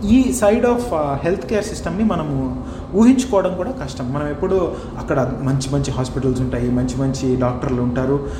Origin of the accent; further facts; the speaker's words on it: India; now in New Zealand; నేను ఒక భారతీయుడిగా వేరే దేశాల్లో ఉంటూ